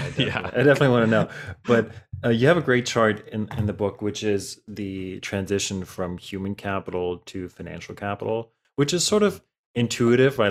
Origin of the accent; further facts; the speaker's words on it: Germany; moved away; I grew up in Germany